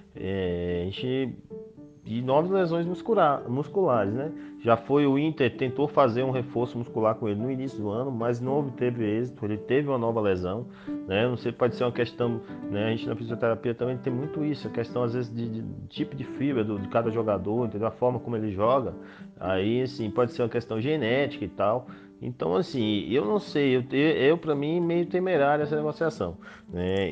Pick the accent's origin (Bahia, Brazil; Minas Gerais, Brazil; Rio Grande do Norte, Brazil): Bahia, Brazil; Vitória da Conquista; also born or lived in Salvador; now in Chapada Diamantina, Brazil; Quando eu nasci é, em Vitória da Conquista